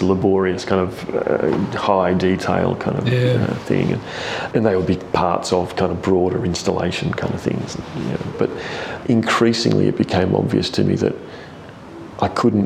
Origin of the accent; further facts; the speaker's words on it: Tasmania, Australia; now in Adelaide, Australia; growing up in Tasmania